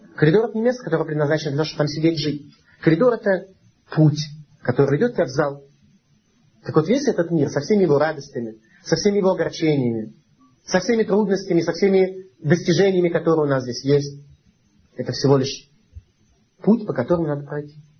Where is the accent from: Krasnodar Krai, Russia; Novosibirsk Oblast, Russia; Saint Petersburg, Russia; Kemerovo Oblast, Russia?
Saint Petersburg, Russia; мы с вами родились в Ленинграде, это болото, ну, настоящий болото